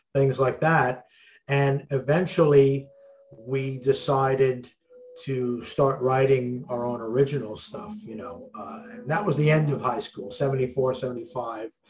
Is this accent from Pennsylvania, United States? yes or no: no; New York City, New York, United States; also born or lived in Glendale, Queens, New York; I was born in New York in Manhattan, and I live in uh, Brooklyn, Queens area of New York now.